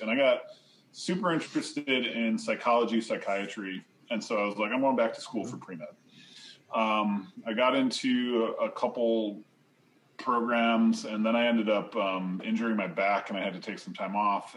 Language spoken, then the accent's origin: English; Sheridan, New York, United States; I grew up in New York State